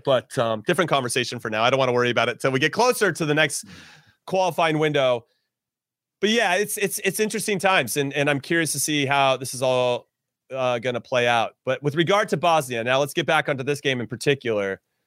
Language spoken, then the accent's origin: English; Los Angeles, California, United States; I was born and raised in L